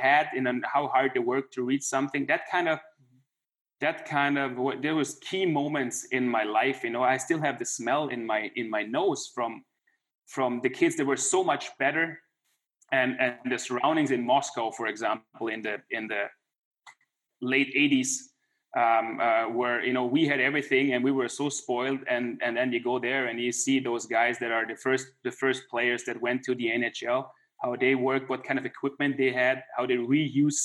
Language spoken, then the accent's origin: English; Klagenfurt, Carinthia, Austria; It's my hometown. That's where I grew up.